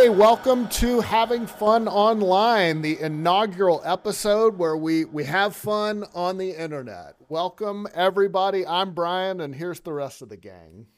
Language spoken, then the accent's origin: English; Louisiana, United States; moved away; I'm from Lu, from the Louisiana area